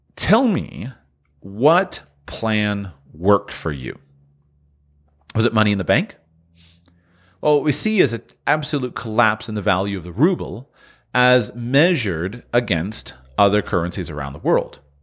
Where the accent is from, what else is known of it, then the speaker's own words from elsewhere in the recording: United States; being an American, talking from an American perspective